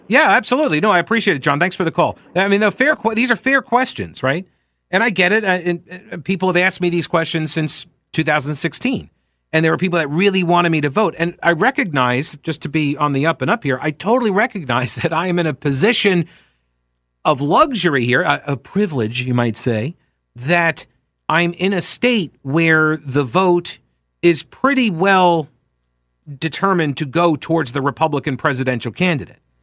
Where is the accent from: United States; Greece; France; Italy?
United States; New York; I'm from New York. I grew up watching Donald Trump